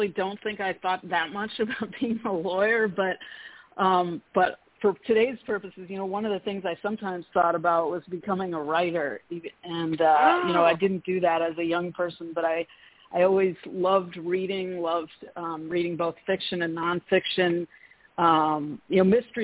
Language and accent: English; New York City, New York, United States; also born or lived in Washington, D.C.; I grew up in the heart of New York City